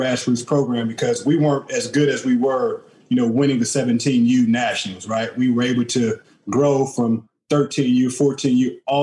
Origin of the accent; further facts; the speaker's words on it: St. Louis, Missouri, United States; I moved around, stayed on the north side. I stayed on the south side. So I've been all around St. Louis, and that's why it's home to me